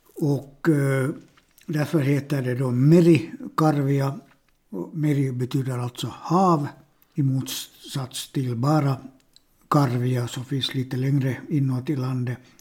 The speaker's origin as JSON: {"language": "Swedish", "country": "Finland", "first_language": "Swedish", "said": "jag har bott 62 år i det här landet, Finland, och mitt modersmål är svenska."}